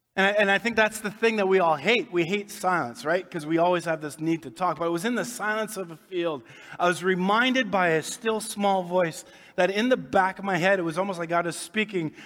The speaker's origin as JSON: {"language": "English", "town": "Winnipeg", "region": "Manitoba", "country": "Canada", "tie": "born or raised there", "said": "grew up here in Winnipeg, south end of town"}